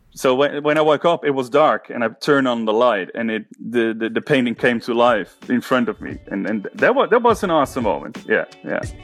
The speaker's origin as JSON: {"language": "English", "town": "Haarlem", "region": "North Holland", "country": "Netherlands", "said": "I'm from the Netherlands, the city of Haarlem."}